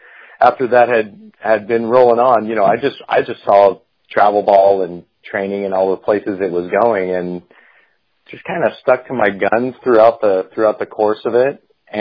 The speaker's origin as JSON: {"language": "English", "town": "Redondo Beach", "region": "California", "country": "United States", "tie": "born or raised there", "said": "I was born and raised in Redondo Beach, California"}